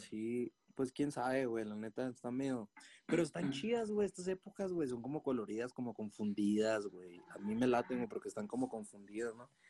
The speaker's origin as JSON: {"language": "Spanish", "region": "Chihuahua", "country": "Mexico", "moved": "yes", "lives_now": "Mexico City, Mexico", "said": "allá en mi tierra, ¿no? En Chihuahua"}